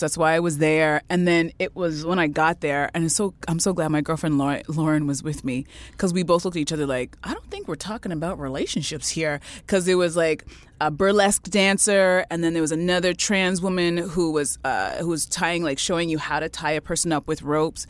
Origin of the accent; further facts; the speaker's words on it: Canada; I was born in Canada